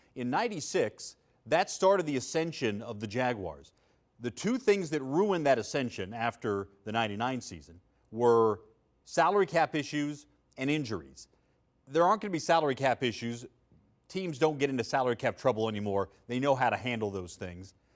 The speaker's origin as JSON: {"language": "English", "town": "Kansas City", "region": "Missouri", "country": "United States", "tie": "born or raised there", "moved": "yes", "said": "I know a lot of people in Kansas City, born and raised there, grew up there."}